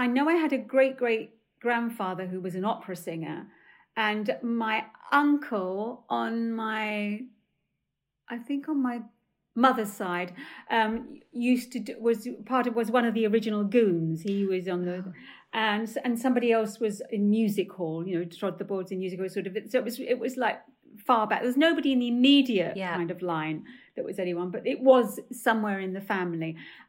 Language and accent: English; Stepney, London, United Kingdom; accent: Cockney; So I come from Stepney, right, with a very, very high Cockney accent. I used to talk like that.